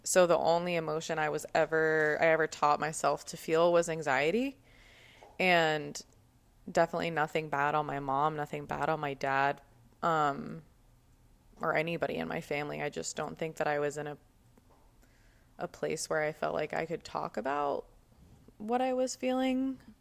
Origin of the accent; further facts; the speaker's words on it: Cherry Hill, New Jersey, United States; also born or lived in Woodward, Oklahoma; I was born in Woodward, Oklahoma. And whenever I was three, I moved to Cherry Hill, New Jersey.